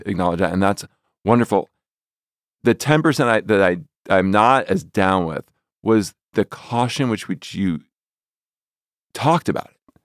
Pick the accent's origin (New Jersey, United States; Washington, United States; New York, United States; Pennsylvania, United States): New Jersey, United States; I'm from New Jersey.